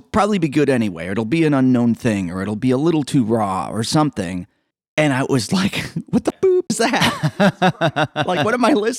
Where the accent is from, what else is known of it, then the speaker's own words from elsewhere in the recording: Evanston, Illinois, United States; I grew up here in Evanston